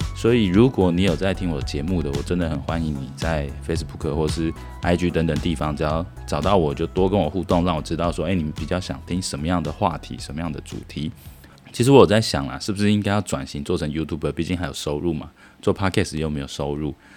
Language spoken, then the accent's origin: Chinese; Taiwan; now in Vietnam; 我们台湾人